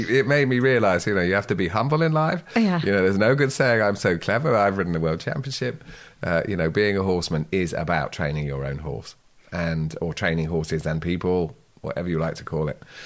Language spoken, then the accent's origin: English; Guernsey; I come from Sark